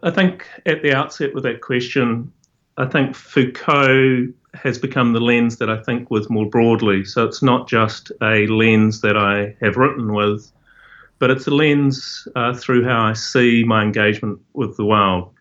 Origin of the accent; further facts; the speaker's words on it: New Zealand; I grew up in Aotearoa, New Zealand